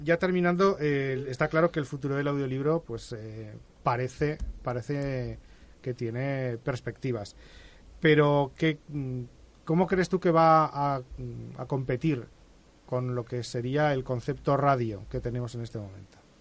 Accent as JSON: {"language": "Spanish", "country": "Spain", "said": "por ser de esta parte del océano"}